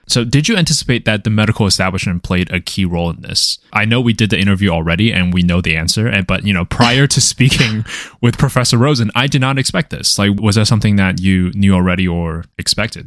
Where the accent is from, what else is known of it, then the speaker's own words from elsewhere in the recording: Taiwan; moved away; I am an immigrant. And growing up in Taiwan